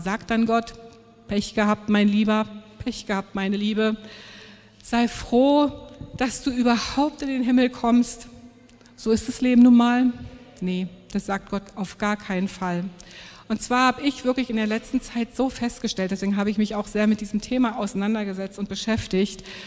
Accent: Germany

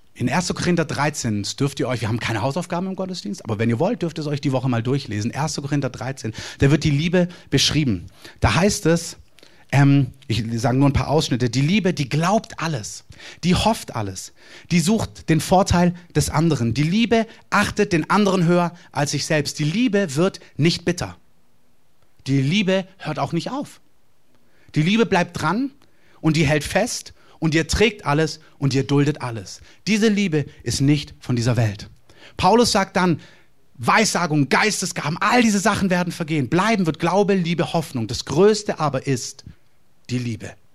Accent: Germany; als Deutscher

